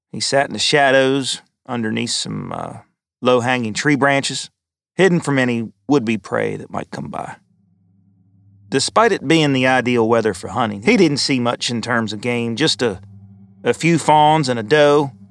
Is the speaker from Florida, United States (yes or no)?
no; Kentucky, United States; Growing up in Kentucky, I've always heard tales of you know, Bigfoot or the Pope Lick Goat Man.